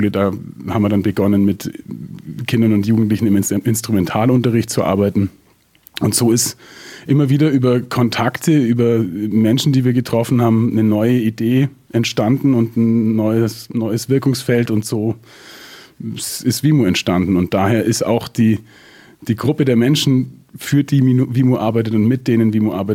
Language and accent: German; Augsburg, Bavaria, Germany; ich bin aufgewachsen in Süddeutschland in einem kleinen Kaff, das gerade noch so Stadtteil von Augsburg ist.